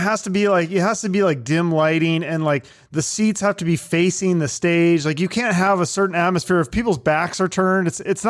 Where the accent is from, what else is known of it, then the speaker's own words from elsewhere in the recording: Seattle, Washington, United States; I grew up in Seattle. And so our neighborhoods were just like I lived next to Jewish people and Iranian and just regular, you know, just a mix.